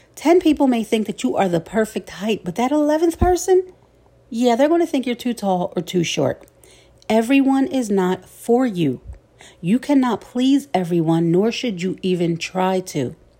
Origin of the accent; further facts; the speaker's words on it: Philadelphia, Pennsylvania, United States; my hometown of Philly